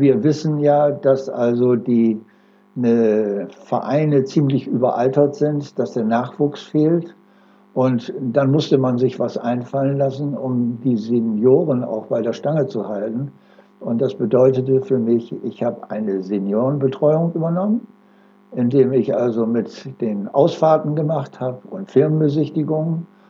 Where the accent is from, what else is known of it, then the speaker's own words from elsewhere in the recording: Oldenburg, Lower Saxony, Germany; moved away; also born or lived in Delmenhorst; Ich bin geboren in Oldenburg 1938 und äh, mich hat es dann verschlagen von Oldenburg in den Bereich äh, nach Delmenhorst.